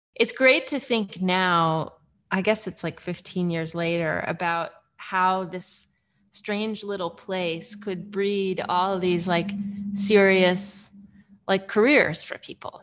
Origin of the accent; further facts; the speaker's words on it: Midwest, United States; moved away as an adult; also born or lived in Los Angeles / Athens, Georgia; now in Comer, United States; I grew up in the Midwest